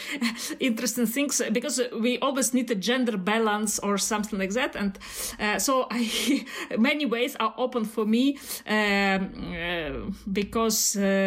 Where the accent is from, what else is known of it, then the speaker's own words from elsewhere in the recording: Belarus; now in Germany; As Mikhail said … from Belarus, and now I live in Germany